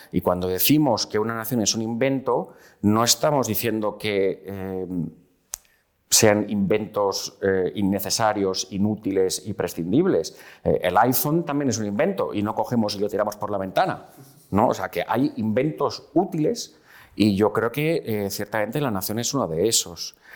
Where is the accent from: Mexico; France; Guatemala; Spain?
Spain; Yo soy un español de 1982, con lo cual yo no soy un español de la transición